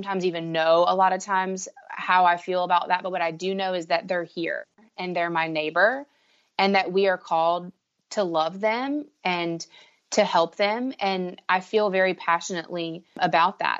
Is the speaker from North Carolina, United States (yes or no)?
yes; Raleigh, North Carolina, United States; I'm from Raleigh, North Carolina.